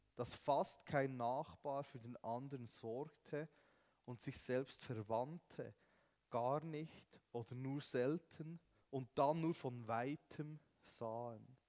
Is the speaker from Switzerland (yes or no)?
yes; Switzerland; wir Schweizer